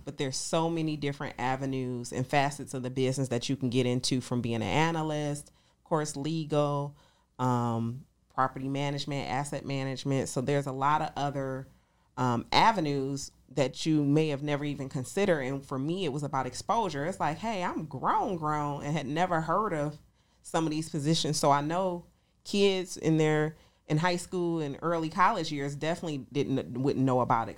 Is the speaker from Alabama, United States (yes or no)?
no; Detroit, Michigan, United States; moved away as an adult; now in Atlanta, United States; I'm originally from Detroit, Michigan, here in Atlanta, Georgia. I've been in Atlanta for eight years